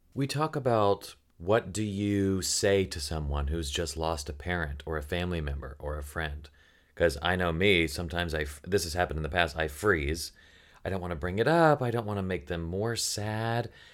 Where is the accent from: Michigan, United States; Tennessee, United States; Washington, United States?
Tennessee, United States; "Where are you from?" And I'm like, "Tennessee?"